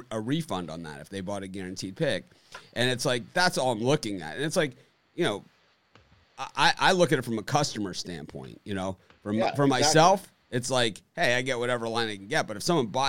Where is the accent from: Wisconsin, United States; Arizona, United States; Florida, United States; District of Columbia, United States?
Florida, United States; Miami; I'm from Miami